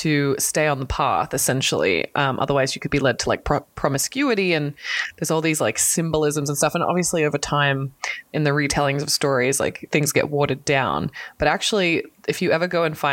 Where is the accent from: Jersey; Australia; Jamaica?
Australia; I'm Australian